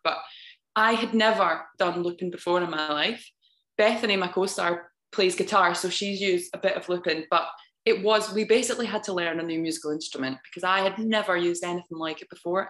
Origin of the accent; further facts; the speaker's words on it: Scotland, United Kingdom; I'm an actor from Scotland. Uh, I grew up there. I've lived there my whole life.